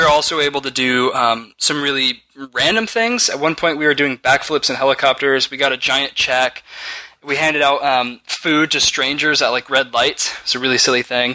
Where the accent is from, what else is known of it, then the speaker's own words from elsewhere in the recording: California, United States; We're from California